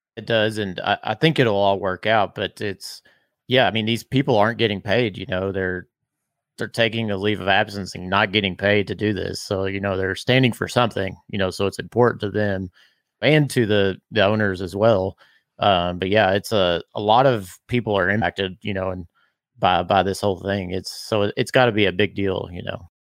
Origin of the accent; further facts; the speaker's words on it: Bardstown, Kentucky, United States; I'm from Bardstown